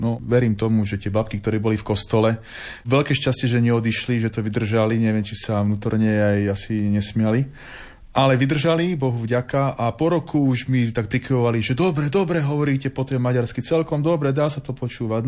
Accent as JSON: {"language": "Slovak", "town": "Trnava", "region": "Trnava Region", "country": "Slovakia", "also_born_or_lived": "Rožňava", "moved": "as an adult", "lives_now": "Partizánske, Slovakia", "said": "pochádzam z Trnavy"}